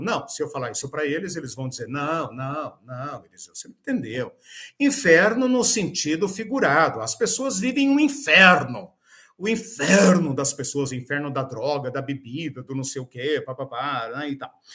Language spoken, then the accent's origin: Portuguese; Curitiba, Paraná, Brazil; como nós, né, brasileiros, curitibanos